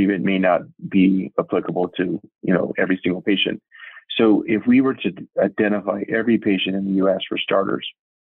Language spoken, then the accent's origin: English; California, United States; I was raised in California in a small town